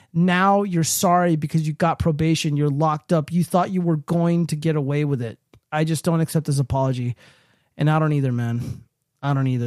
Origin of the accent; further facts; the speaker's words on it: California, United States; I'm from California